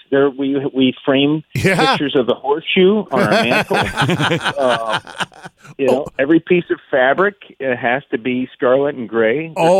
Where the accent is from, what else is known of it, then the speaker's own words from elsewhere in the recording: Toledo, Ohio, United States; moved away; I grew up in Toledo